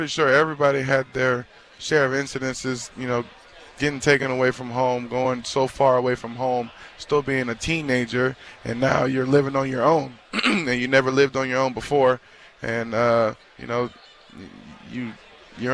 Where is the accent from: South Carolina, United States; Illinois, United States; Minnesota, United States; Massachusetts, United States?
South Carolina, United States; Charleston; now in Cincinnati, United States; Charleston, South Carolina.